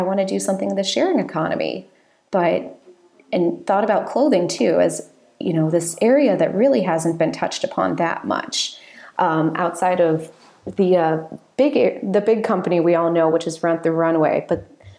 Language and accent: English; Lake Bluff, Illinois, United States; now in Chicago, United States; up to my hometown of Lake Bluff